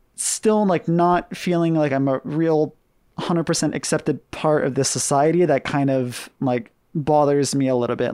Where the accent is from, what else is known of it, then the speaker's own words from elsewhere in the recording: Hawaii, United States; now in Kagoshima, Japan; I grew up in Hawaii